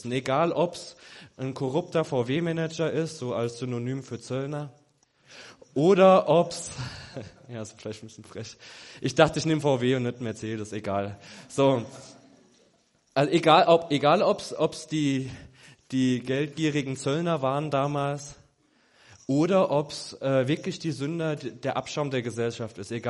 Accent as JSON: {"language": "German", "country": "Germany", "said": "mittendrin ich als Weißer, alles Schwarze, ich als Weißer, ich als Deutscher."}